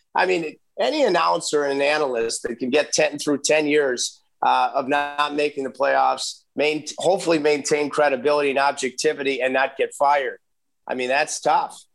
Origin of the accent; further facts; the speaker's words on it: Detroit, Michigan, United States; moved away; I grew up in the Detroit area